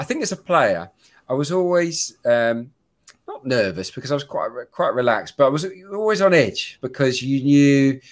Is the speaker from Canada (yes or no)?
no; Suffolk, East of England, United Kingdom; I was brought up in Suffolk